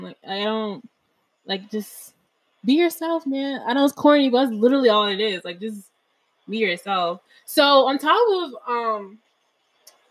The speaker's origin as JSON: {"language": "English", "town": "Harrisburg", "region": "Pennsylvania", "country": "United States", "tie": "born or raised there", "moved": "yes", "lives_now": "Florida, United States", "said": "Growing up in Pennsylvania, I grew up in a small town, Harrisburg"}